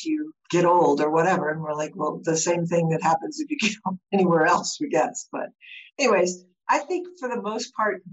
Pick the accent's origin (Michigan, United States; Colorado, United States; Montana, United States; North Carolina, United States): Colorado, United States; we're from Colorado, so we're used to high altitude